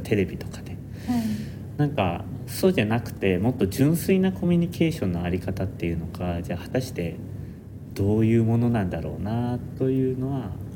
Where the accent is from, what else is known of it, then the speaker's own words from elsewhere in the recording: Nara, Japan; now in Tokyo, Japan; もともと俺は奈良県出身